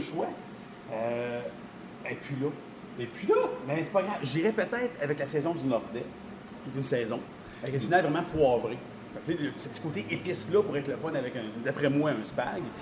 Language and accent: French; Sherbrooke, Quebec, Canada; now in Rivière-du-Loup, Canada; je ne suis pas de la région. je viens de Sherbrooke